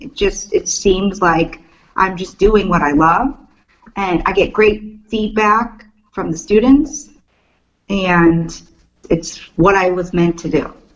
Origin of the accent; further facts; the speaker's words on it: Cleveland, Ohio, United States; moved away as an adult; now in Maryland, United States; growing up in Cleveland and being a huge Cleveland sports fan, living there for 30 years, loving my town